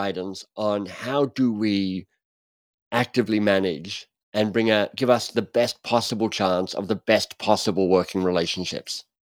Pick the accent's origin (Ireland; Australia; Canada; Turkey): Australia; moved away as an adult; also born or lived in Oxford; I'm Australian